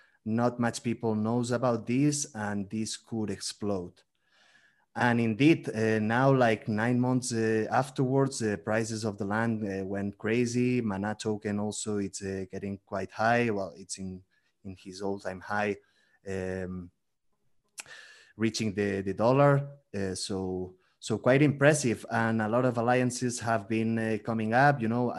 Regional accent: Barcelona, Catalonia, Spain; English is a second language; moved away as an adult; now in Mexico City, Mexico; I'm originally from Barcelona, from Spain, but I'm living now in Mexico City, in Mexico

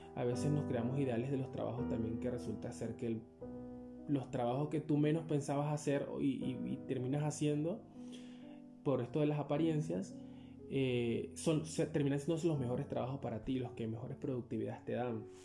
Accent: Upata, Bolívar, Venezuela; moved away as an adult; also born or lived in El Palmar, Bolívar, Venezuela; nos mudamos de mi pueblo de nacimiento, que es el Palmar Estado Bolívar, Venezuela. Nos mudamos desde ese pueblo hasta la ciudad de Upata, donde desde los 8 años viví yo en Upata, hasta los 27 que emigré

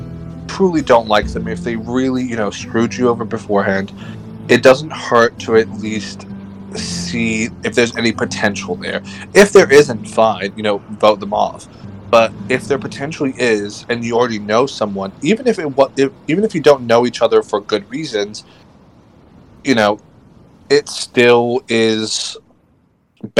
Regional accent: United Kingdom; because we're British

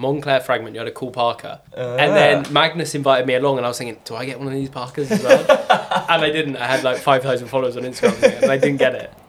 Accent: Bristol, South West England, United Kingdom

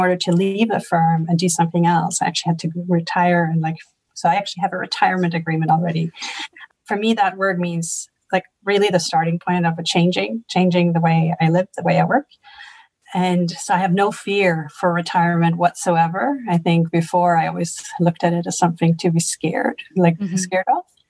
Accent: Germany; also born or lived in Sweden; now in Zurich, Switzerland; I'm originally from Sweden and grew up in Germany.

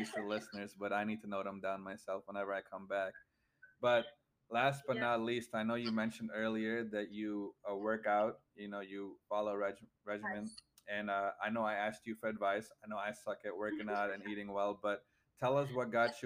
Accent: Michigan, United States; moved away as an adult; now in Ohio, United States; I'm from the Midwest, from Michigan, and I go to school at Kent State

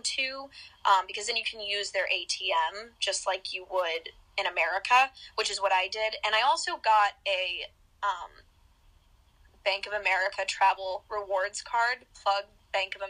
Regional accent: the South, United States; I grew up in the South

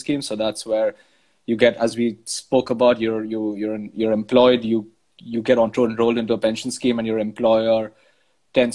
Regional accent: India; moved away as an adult; now in London, United Kingdom; I grew up in India, then moved to London 6 years ago.

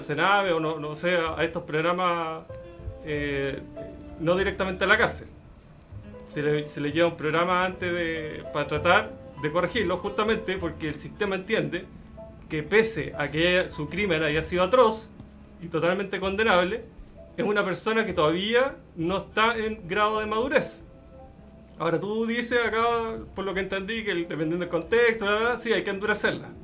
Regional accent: Chile; como chilenos

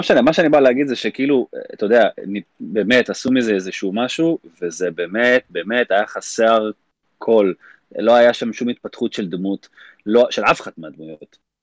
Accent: Israel; אנחנו ישראלים

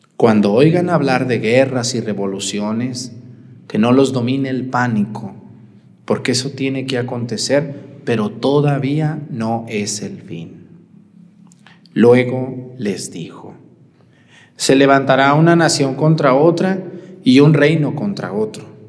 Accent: Mexticacán, Jalisco, Mexico; moved away; mi mamá Josefina, que está allá en mi pueblo, en Mestigacán

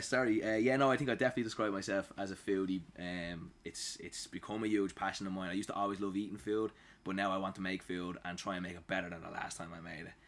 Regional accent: Dublin, Leinster, Ireland; I was born and raised in Dublin

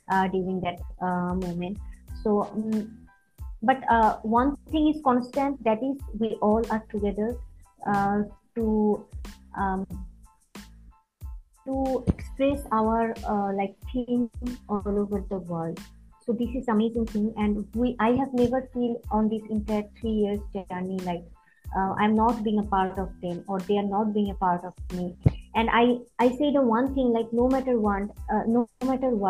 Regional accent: Bangladesh; as a bangladeshi

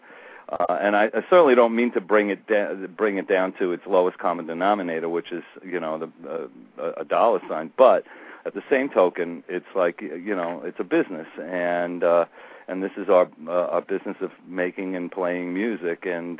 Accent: New York City, New York, United States; I grew up on Staten Island

